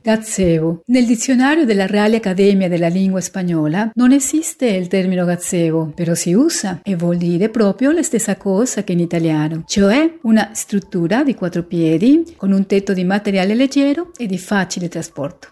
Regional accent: Mexico City, Mexico; moved away; Città del Messico, la mia città

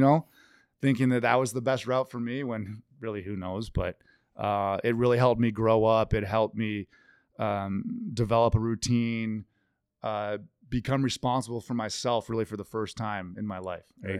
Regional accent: Victoria, British Columbia, Canada; also born or lived in Seattle; now in Colorado, United States; we never got Mariners games on T V growing up in Victoria

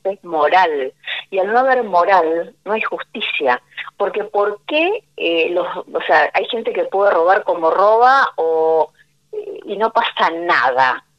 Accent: Argentina; como, como argentinos

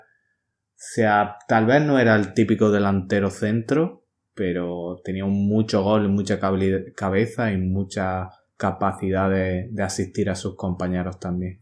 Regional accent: Spain; yo soy de España

